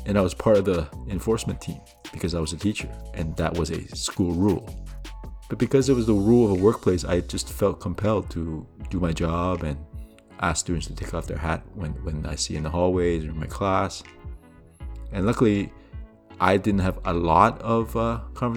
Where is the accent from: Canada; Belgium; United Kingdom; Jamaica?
Canada; I grew up here in Canada